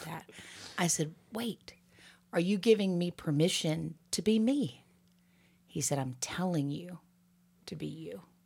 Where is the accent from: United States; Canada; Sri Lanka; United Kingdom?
United States; Alabama; moved away as an adult; also born or lived in Boston, Massachusetts; I'm from Alabama, right? So, and a young Alabamian